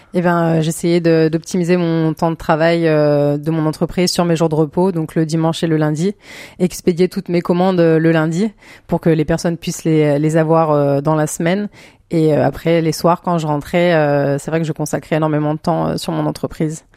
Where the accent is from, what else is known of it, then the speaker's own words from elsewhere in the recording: Clermont-Ferrand, Auvergne-Rhône-Alpes, France; moved away as an adult; now in Vendée, France; moi je viens d'Auvergne de base, donc j'ai fait mes études là-bas